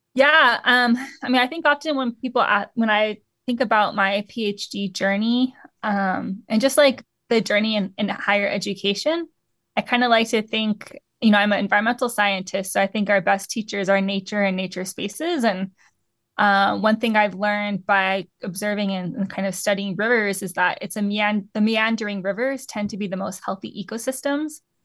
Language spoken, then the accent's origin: English; Southwest, United States; I grew up in the Southwest around a lot of, like, pub, um, Tehuantepec pueblos.